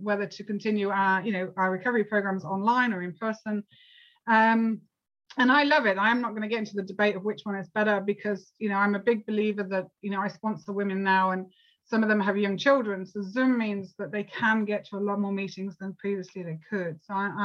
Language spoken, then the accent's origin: English; United Kingdom; I'm actually from the UK